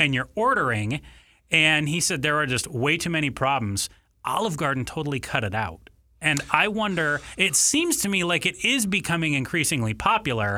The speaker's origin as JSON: {"language": "English", "town": "Ann Arbor", "region": "Michigan", "country": "United States", "tie": "born or raised there", "moved": "yes", "lives_now": "Arizona, United States", "said": "I grew up in Ann Arbor, Michigan"}